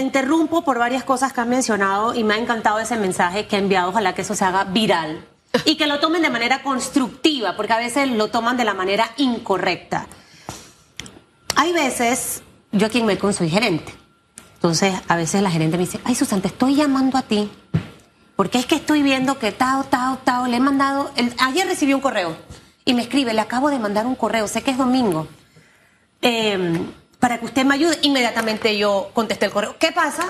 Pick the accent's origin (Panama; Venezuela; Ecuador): Panama; yo soy panameña